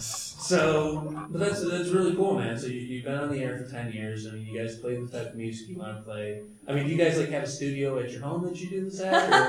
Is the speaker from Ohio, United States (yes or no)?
yes; Cleveland, Ohio, United States; we're from Cleveland